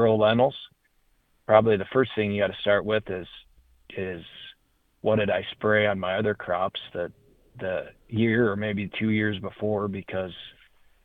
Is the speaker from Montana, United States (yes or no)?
yes; Sheridan County, Montana, United States; I grew up in Sheridan County, Montana, which is as far northeast in Montana as you can go